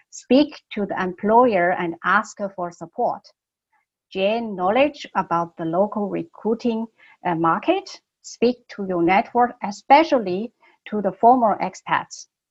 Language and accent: English; Beijing, China; English is a second language; moved away as an adult; also born or lived in Germany; I was born in Beijing more than 30 years ago, I moved to Germany to study.